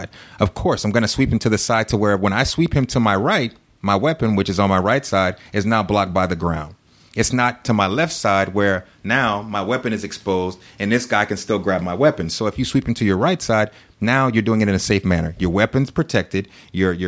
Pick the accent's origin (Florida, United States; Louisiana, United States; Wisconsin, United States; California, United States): Louisiana, United States; moved away as an adult; now in Sugar Land, United States; my hometown, because this is where I was a cop. This is where I was born